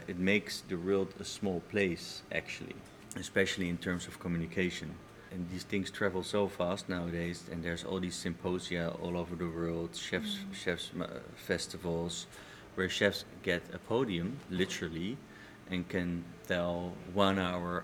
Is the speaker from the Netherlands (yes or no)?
yes; Amsterdam, North Holland, Netherlands; I am born and raised in Amsterdam